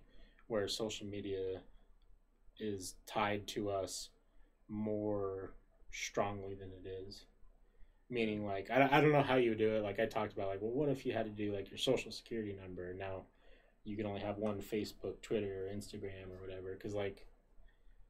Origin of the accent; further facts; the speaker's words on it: Woods Cross, Utah, United States; we grew up in Utah. We grew up in Woods Cross, Utah